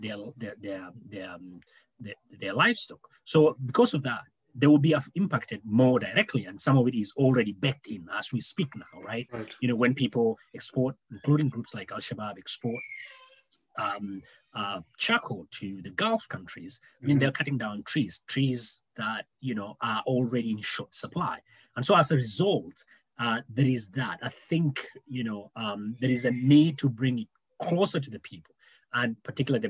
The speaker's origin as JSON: {"language": "English", "country": "Kenya", "said": "as a Kenyan"}